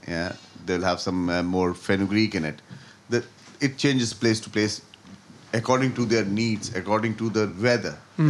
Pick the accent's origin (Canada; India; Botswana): India; North India; now in Dublin, Ireland; I come from North. I have a vast knowledge of North Indian food, what we do, what we eat. I come from a Punjabi family.